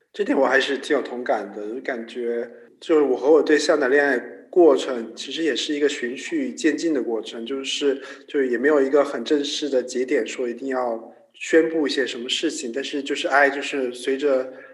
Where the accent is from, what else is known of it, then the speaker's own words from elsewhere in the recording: China; 我们中国人的家庭观就是很重嘛